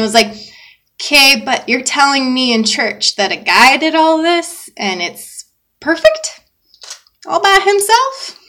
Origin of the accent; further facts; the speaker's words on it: the South, United States; now in Phoenix, United States; I grew up in the South